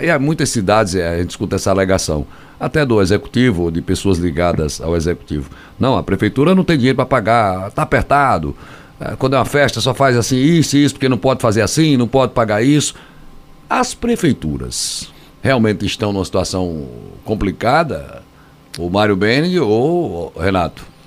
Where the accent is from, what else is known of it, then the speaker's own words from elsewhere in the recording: Northeast Region, Brazil; Muita gente aqui no Nordeste, né? Somos nordestinos